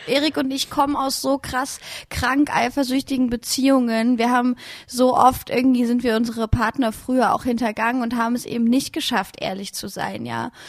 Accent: Leipzig, Saxony, Germany; Ich bin in Leipzig geboren, war dort total viel in der Techno- und Clubszene unterwegs

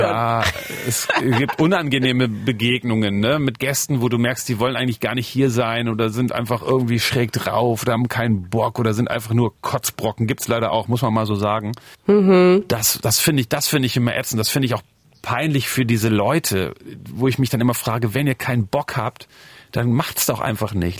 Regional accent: Osterode am Harz, Lower Saxony, Germany; moved away as an adult; also born or lived in Northeim / East Berlin; now in Berlin, Germany; Ich komme ja aus Osterode am Harz. Ich würde schon sagen, dass die Harzer da in der Gegend, wo ich jetzt aufgewachsen bin, auch eine ganz eigene Mentalität haben

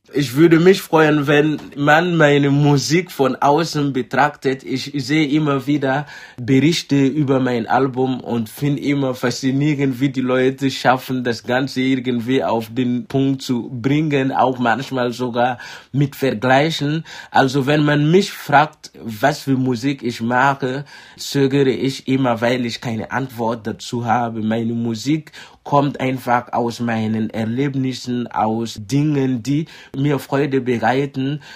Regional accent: Burkina Faso; first language Mooré; German is a second language; moved away as an adult; now in Dresden, Germany; Also, Moré ist die meistgesprochene Sprache in Burkina Faso, meine Muttersprache.

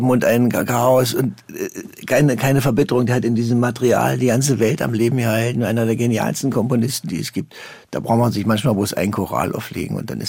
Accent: Germany; Das ist, das ist unsere deutsche Prägung. Da kommen wir nicht raus. Wir sind keine Italiener

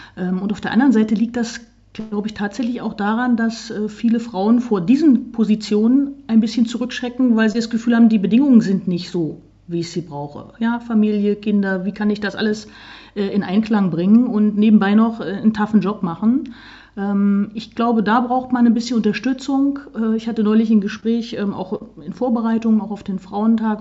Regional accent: Saxony-Anhalt, Germany; Ich komme ja aus Sachsen-Anhalt

